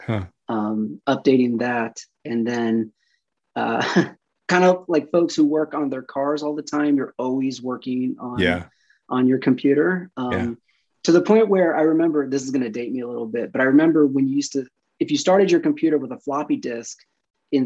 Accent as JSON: {"language": "English", "town": "Santa Clarita", "region": "California", "country": "United States", "tie": "born or raised there", "also_born_or_lived": "Burbank / Los Angeles / Redondo Beach", "moved": "as an adult", "lives_now": "San Francisco Bay Area, United States", "said": "I was born in Burbank, and then right around the time I was three, I moved to Santa Clarita"}